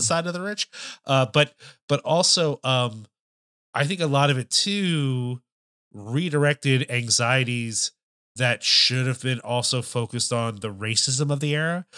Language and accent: English; Philadelphia, Pennsylvania, United States; Growing up in the Philadelphia area